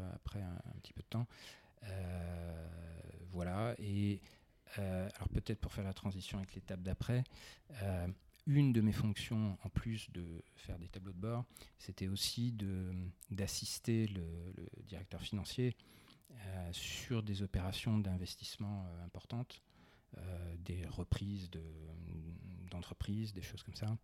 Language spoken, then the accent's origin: French; Besançon, Bourgogne-Franche-Comté, France; je suis provincial, j'ai grandi à Besançon